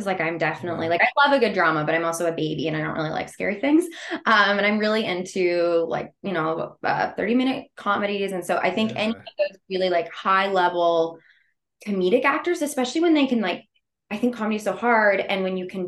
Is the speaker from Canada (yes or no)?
yes; Canada; I'm actually Canadian.